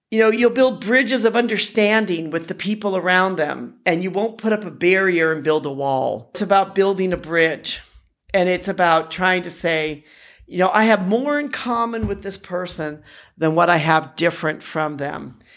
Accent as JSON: {"language": "English", "town": "Milwaukee", "region": "Wisconsin", "country": "United States", "tie": "born or raised there", "said": "I grew up in Milwaukee, Wisconsin"}